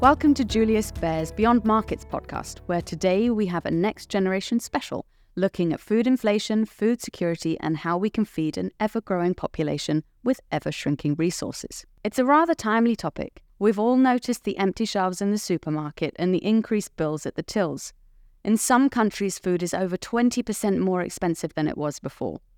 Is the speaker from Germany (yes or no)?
no; United Kingdom; I'm British